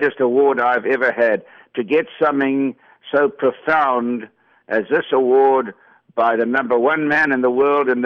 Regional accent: Johannesburg, Gauteng, South Africa; I was brought up in Johannesburg

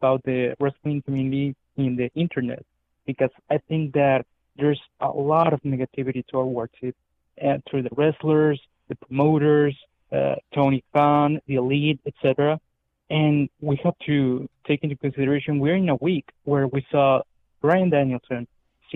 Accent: Tijuana, Baja California, Mexico; I'm from Tijuana, Mexico

